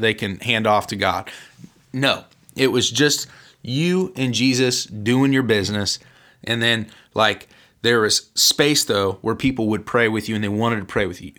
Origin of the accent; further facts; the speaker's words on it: Central Illinois, United States; we're from Central Illinois